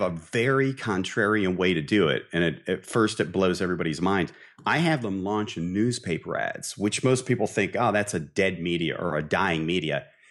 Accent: Barberton, Ohio, United States; also born or lived in Dayton, Ohio; I grew up in Barberton, Ohio

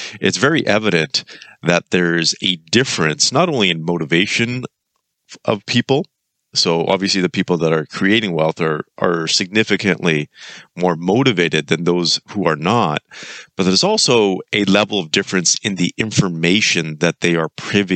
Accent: Kelowna, British Columbia, Canada; moved away; I'm actually back in my hometown, Kelowna, British Columbia.

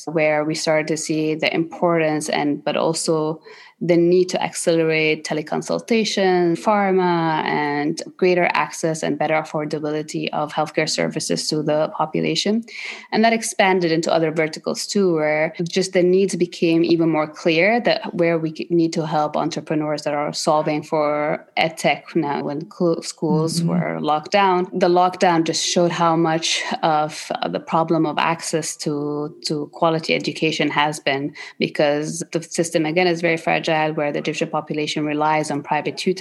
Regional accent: Egypt; I grew up in Egypt, which is where I'm from.

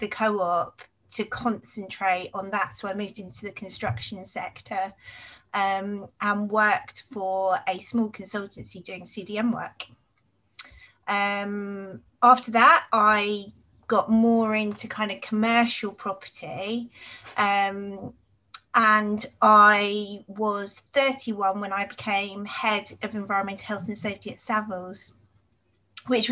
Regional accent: Cambridge, East of England, United Kingdom; also born or lived in Nottingham; I grew up in Cambridge.

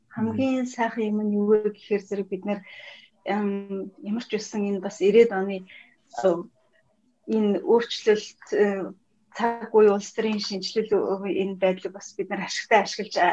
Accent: Mongolia; би монгол хүн

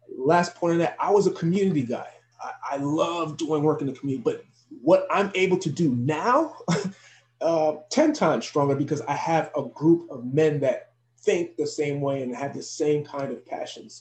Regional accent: Elizabeth, New Jersey, United States; I'm actually born and raised in Elizabeth, New Jersey, but my parents are from Haiti

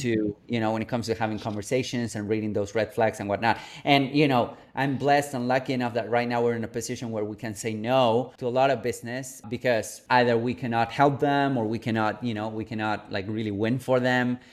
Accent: Buenos Aires, Argentina; moved away; I'm originally from Argentina, from Buenos Aires, a third world country

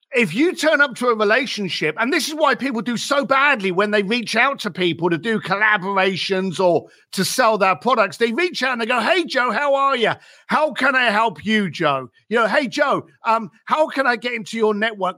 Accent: London, United Kingdom; I was raised in East London.

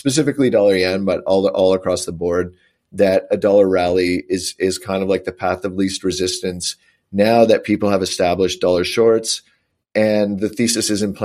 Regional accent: Canada; I'm Canadian

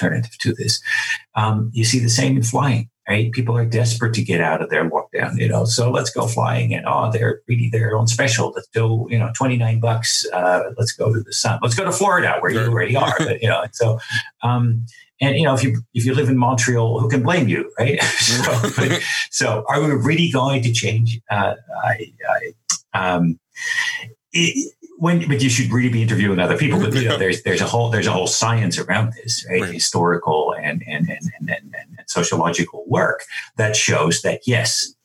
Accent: Netherlands; moved away; I'm Dutch

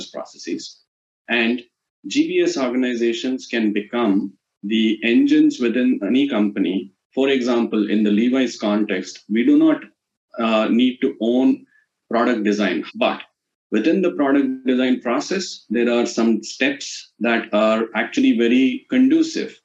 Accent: India; as an Indian guy

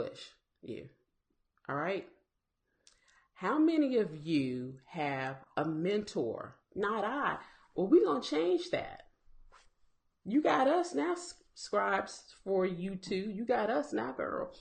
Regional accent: South Carolina, United States; I'm from South Carolina

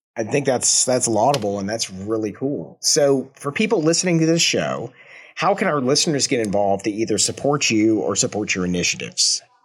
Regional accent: Georgia, United States; now in Kansas City, United States; I, I was born and raised in, well, not born in, but I was raised in Georgia

